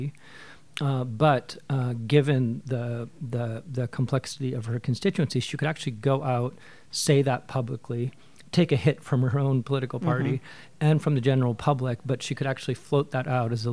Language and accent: English; Williams Lake, British Columbia, Canada; I grew up in Williams Lake